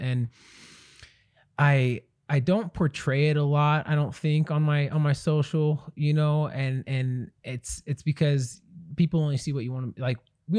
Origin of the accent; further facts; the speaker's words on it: Branson, Missouri, United States; I grew up in Branson, Missouri.